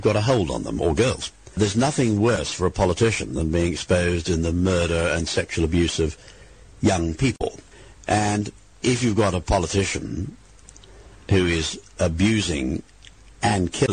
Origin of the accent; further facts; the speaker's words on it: England, United Kingdom; I certainly count myself as a patriotic Englishman